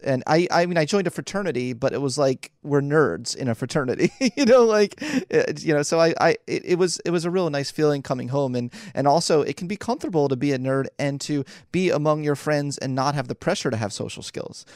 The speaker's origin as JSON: {"language": "English", "town": "Philadelphia", "region": "Pennsylvania", "country": "United States", "tie": "born or raised there", "also_born_or_lived": "New York City", "moved": "as an adult", "said": "I was born and raised in Philly"}